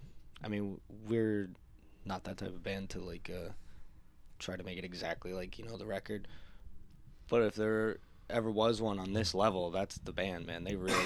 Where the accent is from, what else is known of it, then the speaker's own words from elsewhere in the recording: Florida, United States; We're from Florida.